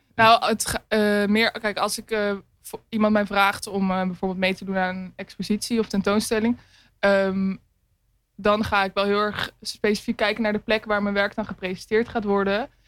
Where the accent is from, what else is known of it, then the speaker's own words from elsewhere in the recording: Hoogland, Utrecht, Netherlands; moved away as an adult; now in Rotterdam, Netherlands; ik ben geboren in Hoogland. Dat ligt naast Amersfoort